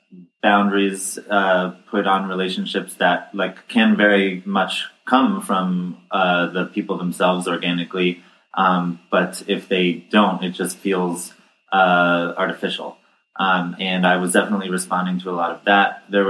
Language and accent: English; New York, United States; also born or lived in New Jersey; New York and New Jersey.